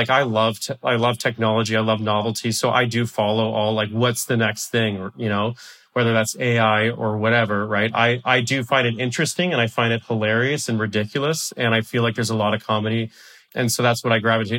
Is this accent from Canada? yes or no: yes; Canada; I am a Canadian